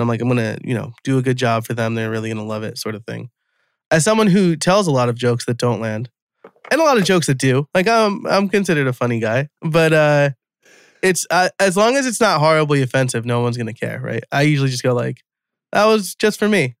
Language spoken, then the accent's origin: English; United States; I'm from New York.